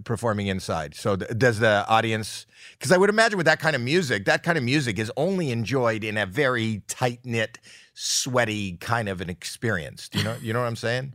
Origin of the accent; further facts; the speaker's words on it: Toronto, Ontario, Canada; moved away; that's my hometown